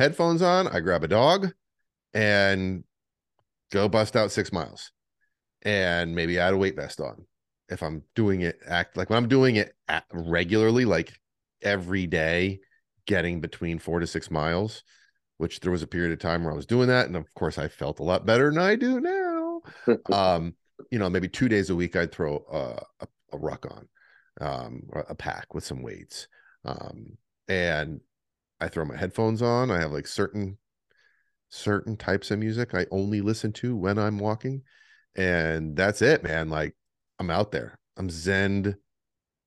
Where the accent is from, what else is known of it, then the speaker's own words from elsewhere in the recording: Adirondack Mountains, New York, United States; now in Florida, United States; I grew up hiking in the Adirondack Mountain Range